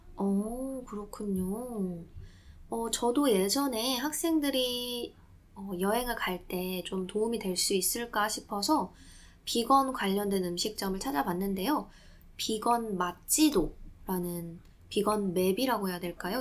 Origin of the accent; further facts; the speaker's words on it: Jeju, South Korea; now in London, United Kingdom; 제가 고향이 제주도인데요.